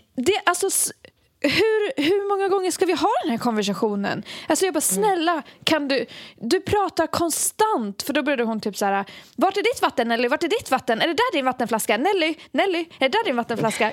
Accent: Borlänge, Dalarna County, Sweden; vi är från Borlänge

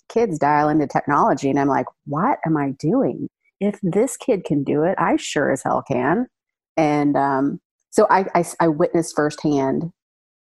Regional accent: Oklahoma City, Oklahoma, United States; my hometown of Oklahoma City

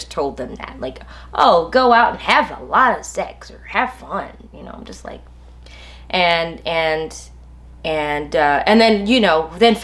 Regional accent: United States; I grew up in the United States

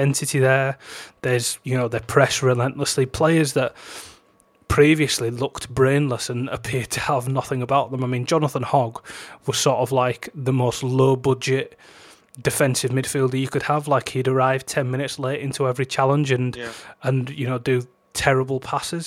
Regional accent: Huddersfield, Yorkshire and the Humber, United Kingdom; they're sort of my hometown club

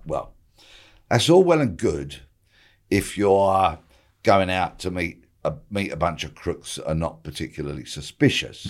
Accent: Bexley, London, United Kingdom; I was born and raised in Bexley

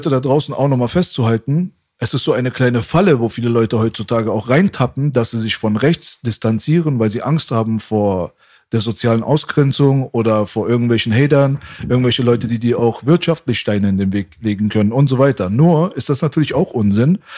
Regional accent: Germany; Weil ich es als Deutscher mache.

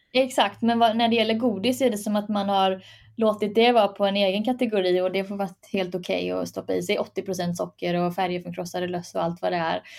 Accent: Sweden; jag är född i Sverige

